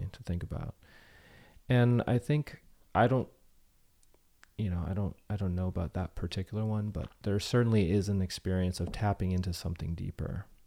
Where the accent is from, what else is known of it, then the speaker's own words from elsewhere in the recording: Bay Area, Silicon Valley, California, United States; moved away; I grew up in the Bay Area and Silicon Valley